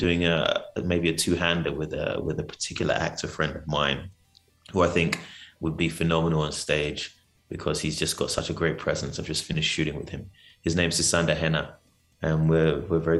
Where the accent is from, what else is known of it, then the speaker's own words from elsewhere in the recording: London, United Kingdom; moved away as an adult; also born or lived in Nigeria; now in South Africa; I'm native. So I was born in London. Nigerian descent